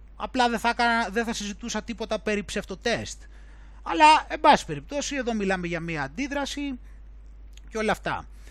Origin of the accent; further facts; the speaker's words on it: Greece; να είμαι από την Ελλάδα